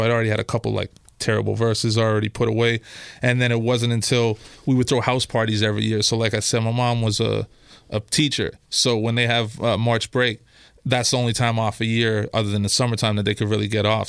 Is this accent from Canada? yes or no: yes; Toronto, Ontario, Canada; I'm from, uh, Christie Pitts. So just off of Bloor and Christie, uh, that's my original neighborhood that I grew up in.